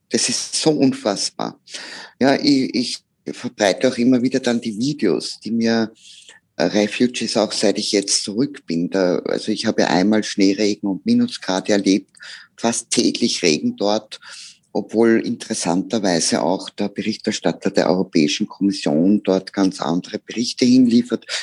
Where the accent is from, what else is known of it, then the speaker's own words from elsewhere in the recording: Austria; wenn ich als Österreicherin mit unserem wunderbaren Leben, das wir in unserem Land haben.